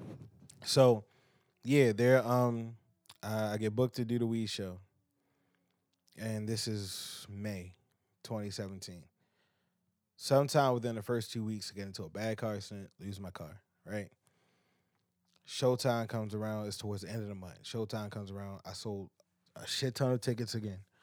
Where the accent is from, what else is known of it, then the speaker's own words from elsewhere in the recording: Baltimore, Maryland, United States; I'm from Baltimore